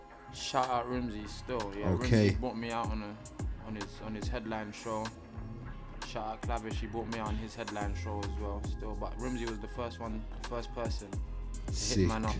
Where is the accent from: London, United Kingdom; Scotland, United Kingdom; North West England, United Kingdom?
London, United Kingdom